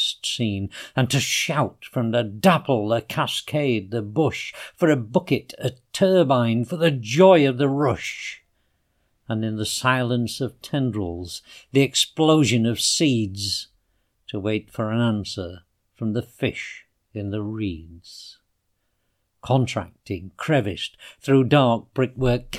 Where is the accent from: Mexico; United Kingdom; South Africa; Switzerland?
United Kingdom; Yorkshire and the Humber; in South Yorkshire we have something called Pride